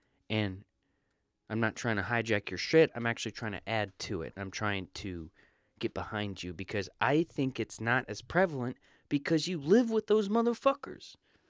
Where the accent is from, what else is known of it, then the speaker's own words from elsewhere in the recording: the South, United States; I'm from the South.